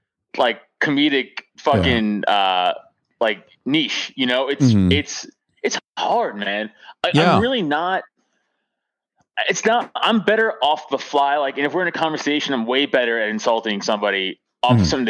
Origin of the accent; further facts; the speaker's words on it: New York City, New York, United States; I'm from Staten Island, New York